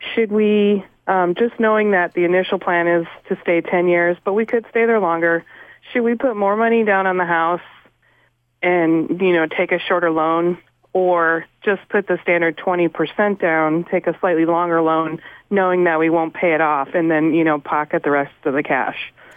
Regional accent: California, United States; moved away as an adult; now in New England, United States; I'm originally from California

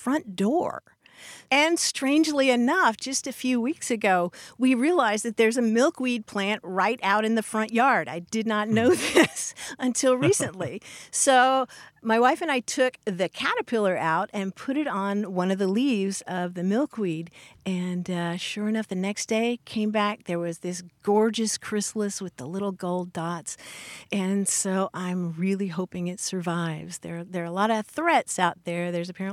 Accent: Louisville, Kentucky, United States; accent: Southern; moved away; my hometown of Louisville, Kentucky

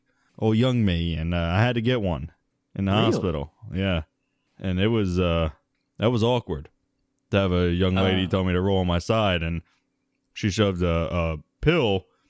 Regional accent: Sudan; I'm from Sudan.

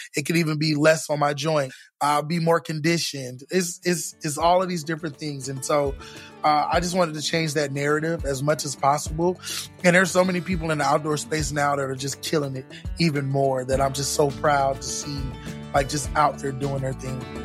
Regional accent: Orlando, Florida, United States; now in Texas, United States; I grew up in Florida

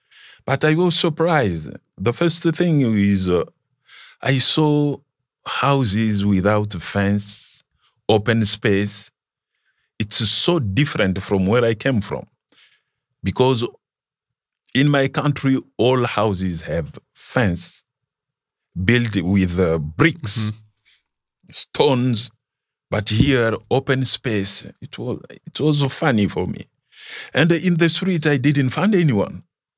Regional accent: DR Congo; moved away as an adult; also born or lived in Zambia; now in Kenya; I was rejected because I came from Congo, passing by Zambia, Tanzania, and Kenya.

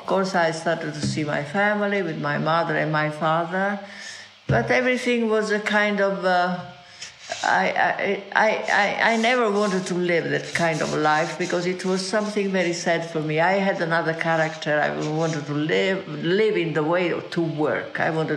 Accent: Pozzuoli, Campania, Italy; English is a second language; moved away; also born or lived in Naples; I am from Naples, and it's a wonderful city, full of colors, full of music, full of songs. I was born near Naples when the war was on

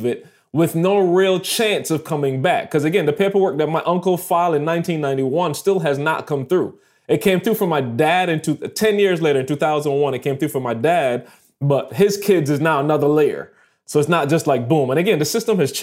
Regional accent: Barbados; moved away as an adult; also born or lived in Michigan; I'm a student from Barbados

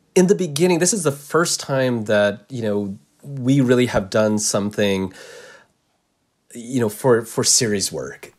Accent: United States; I'm Japanese American

